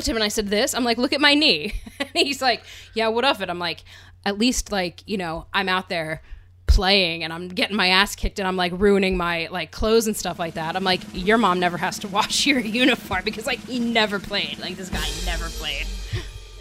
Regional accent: Pennsylvania, United States; growing up in Pennsylvania.

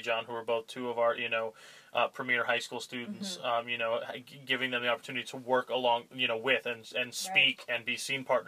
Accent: Allentown, Pennsylvania, United States; now in Alpena, United States; I'm originally from Allentown, Pennsylvania, you know, an hour north of Philadelphia and 2 hours south of New York City

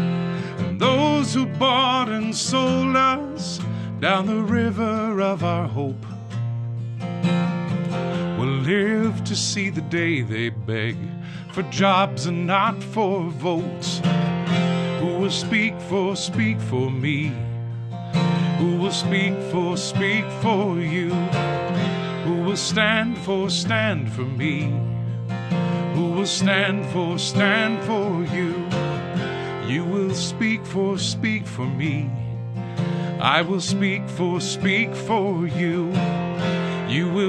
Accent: Rockford, Illinois, United States; now in Chicago, United States; I grew up in Rockford, Illinois, in a good Rust Belt kind of town

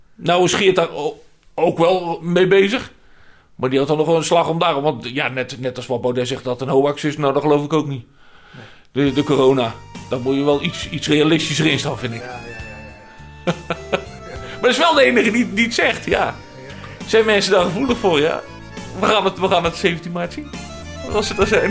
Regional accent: North Brabant, Netherlands; moved away; waar ik vandaan kom

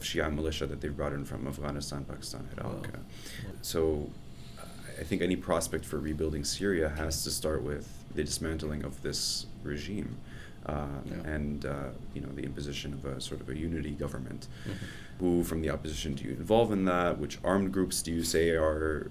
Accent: United States; we as an American

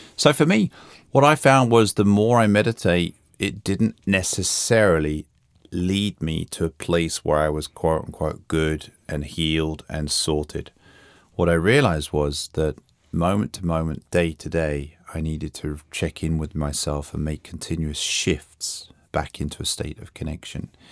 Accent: London, United Kingdom; moved away as an adult; also born or lived in New York, United States; now in Sweden; I grew up in London and spent most of my working life in America.

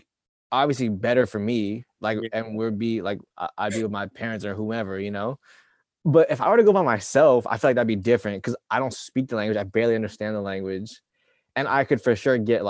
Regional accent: United States; I'm from America

